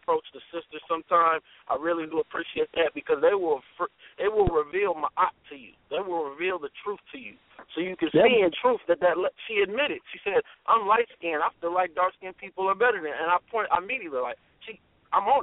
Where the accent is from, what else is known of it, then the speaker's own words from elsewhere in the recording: Canton, Ohio, United States; I'm from Canton, Ohio